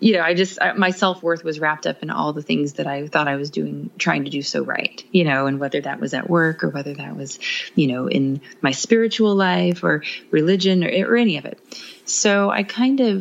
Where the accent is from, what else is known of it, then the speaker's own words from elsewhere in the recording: Midwest, United States; we are from the Midwest